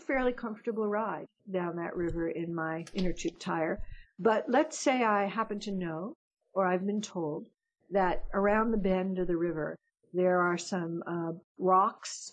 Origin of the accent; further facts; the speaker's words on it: United States; I'm an American.